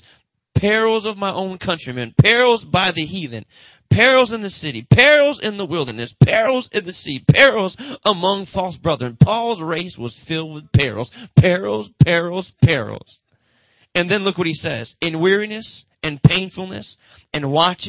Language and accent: English; Detroit, Michigan, United States; Motown, that's where I'm from Motown